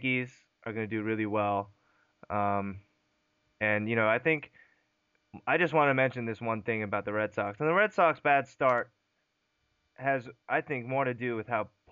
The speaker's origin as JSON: {"language": "English", "country": "South Korea", "said": "We're both from South Korea"}